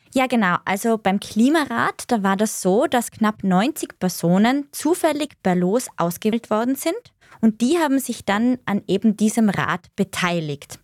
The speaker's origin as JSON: {"language": "German", "country": "Austria", "said": "bei uns in Österreich"}